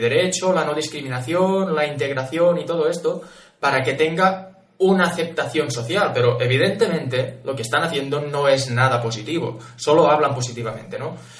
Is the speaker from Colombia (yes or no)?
no; Catalonia, Spain; yo soy catalán